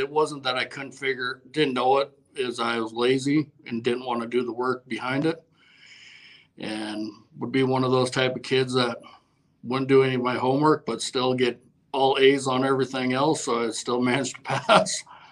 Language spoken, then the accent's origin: English; Millstone, Montana, United States; I grew up in real rural Montana. Real small town, Millstone, Montana